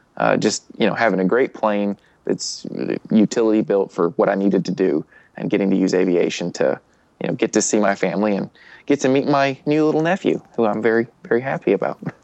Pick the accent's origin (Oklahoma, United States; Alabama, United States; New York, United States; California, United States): Alabama, United States; I'm from Alabama